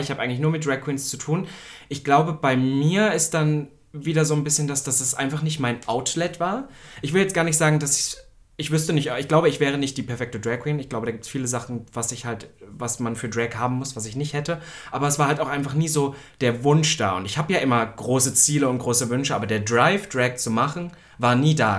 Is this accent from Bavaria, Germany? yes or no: no; Halle, Saxony-Anhalt, Germany; in Halle, meiner Heimatstadt